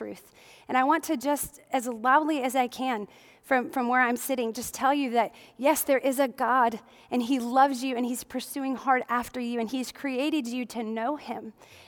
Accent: Midwest, United States; growing up in the Midwest, as many of you know, I grew up in the Midwest

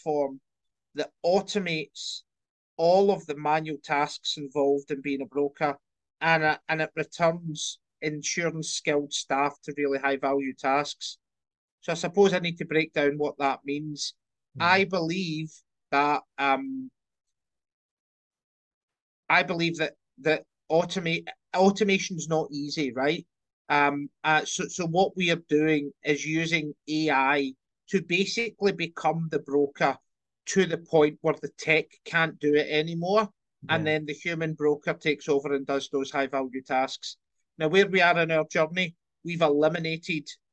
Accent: Scotland, United Kingdom; also born or lived in London; I grew up in Scotland, done the student bit

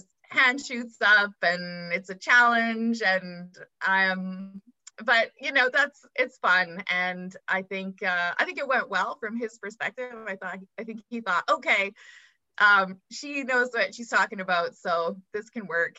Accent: Calgary, Alberta, Canada; moved away as an adult; now in Vancouver, Canada; I grew up mostly in Calgary

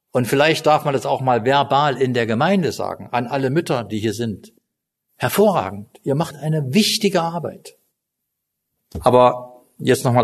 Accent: East Germany, Germany; also ich bin im Osten groß geworden, also in Ostdeutschland, nicht in Kasachstan.

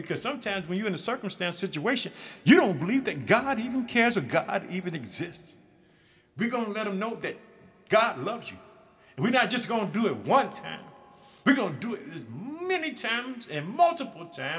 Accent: Illinois, United States; my home state of Illinois

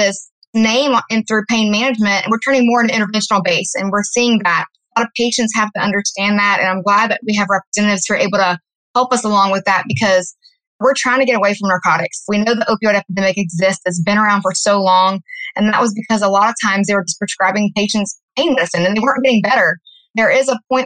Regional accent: Louisiana, United States; moved away as an adult; now in Austin, United States; I'm originally from Louisiana

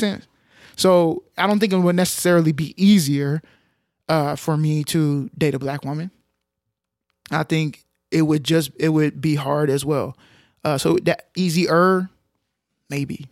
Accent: Arlington, Texas, United States; I grew up in Arlington, Texas

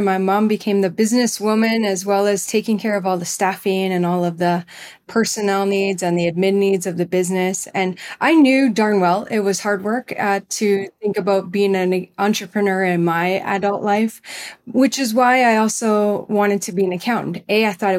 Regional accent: Manitoba, Canada; the hub of all things greenhouse and flower related for that general area where I grew up in Manitoba and Canada.

